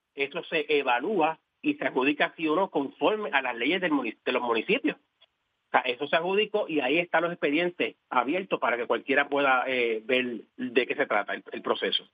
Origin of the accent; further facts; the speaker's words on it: Guayama, Puerto Rico; amo a mi pueblo